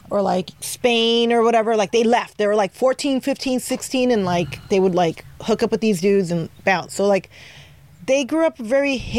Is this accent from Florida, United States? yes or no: no; Paramount, South Gate, Mid City, California, United States; I grew up in different hoods. I grew up in Paramount. I grew up in Southgate. I Damn. grew up in uh, Mid City.